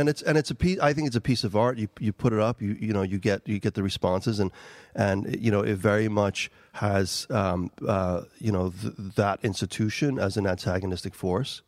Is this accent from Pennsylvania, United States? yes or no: no; New York City, New York, United States; first language Albanian; English is a second language; moved away as an adult; also born or lived in Kosovo; now in Ireland; I grew up in New York City